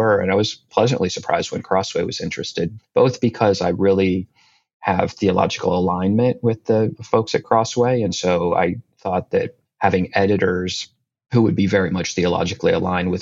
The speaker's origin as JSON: {"language": "English", "region": "New Jersey", "country": "United States", "tie": "born or raised there", "also_born_or_lived": "North Carolina", "moved": "as an adult", "lives_now": "Washington, DC, United States", "said": "I grew up in New Jersey, very much a creature of the Northeast in that sense"}